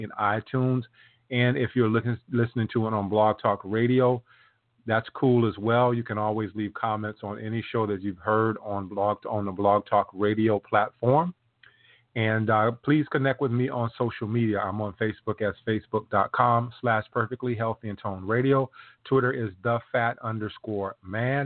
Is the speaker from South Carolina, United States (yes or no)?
yes; South Carolina, United States; I'm from South Carolina, so I hear many of those old sayings